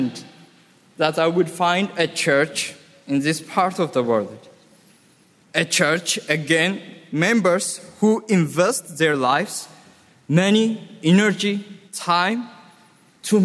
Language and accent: English; Ethiopia; now in Ras Al Khaimah, United Arab Emirates; I'm from Ethiopia